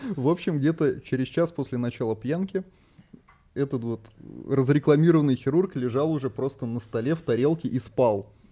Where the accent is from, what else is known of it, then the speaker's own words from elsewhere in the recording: Saint Petersburg, Russia; Я вообще сам родился в Санкт-Петербурге